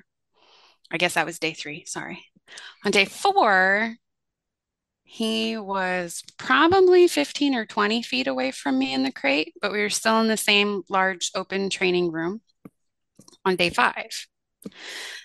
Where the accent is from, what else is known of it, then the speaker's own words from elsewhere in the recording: Fort Wayne, Indiana, United States; my hometown of Fort Wayne, Indiana